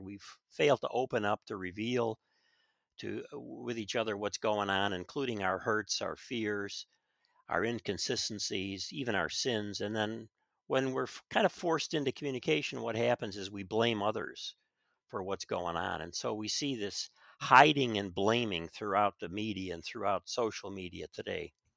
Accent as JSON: {"language": "English", "town": "Chicago", "region": "Illinois", "country": "United States", "tie": "born or raised there", "said": "I grew up in Chicago"}